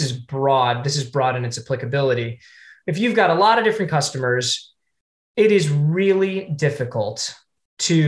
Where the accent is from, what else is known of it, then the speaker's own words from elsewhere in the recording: Ohio, United States; moved away; I am from Ohio originally